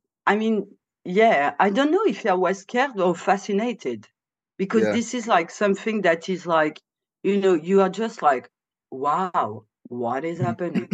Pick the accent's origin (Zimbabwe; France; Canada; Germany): France; moved away as an adult; also born or lived in Lyon / Morocco (family); now in Bristol, United Kingdom; I grew up in France. I'm born and bred in France